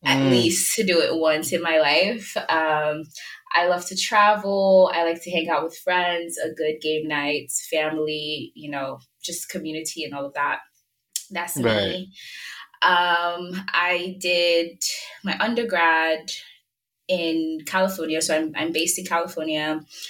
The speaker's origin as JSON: {"language": "English", "country": "Nigeria", "said": "I am Yoruba, Nigerian as well"}